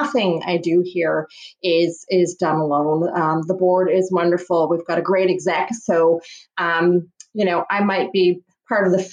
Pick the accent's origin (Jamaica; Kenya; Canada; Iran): Canada; Toronto, Ontario; I was born in Toronto